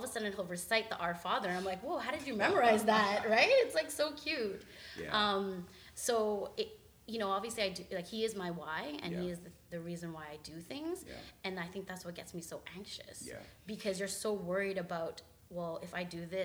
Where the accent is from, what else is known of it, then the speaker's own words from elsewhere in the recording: Canada; we're Filipino and we're Canadian, but we get challenged with, we're not Canadian enough and we're not Filipino enough